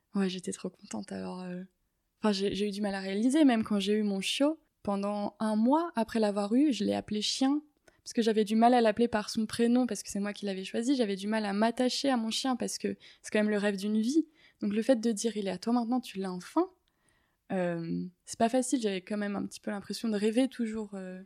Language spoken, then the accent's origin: French; Paris, Île-de-France, France; j'ai 23 ans et je suis étudiante en écologie et je suis parisienne. Euh, j'habite dans le 15e, dans mon appartement familial.